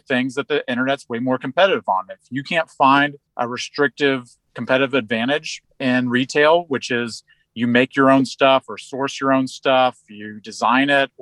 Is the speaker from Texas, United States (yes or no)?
yes; Houston, Texas, United States; I grew up in Houston at my dad's company